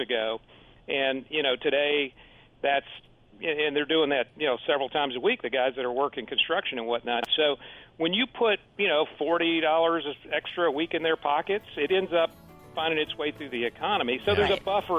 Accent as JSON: {"language": "English", "town": "Houston", "region": "Texas", "country": "United States", "tie": "born or raised there", "lives_now": "Austin, United States", "said": "Texas, and I grew up in Houston."}